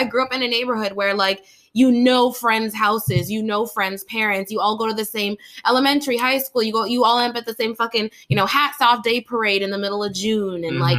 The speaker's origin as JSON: {"language": "English", "town": "Burnaby", "region": "British Columbia", "country": "Canada", "tie": "born or raised there", "said": "me growing up in North Burnaby"}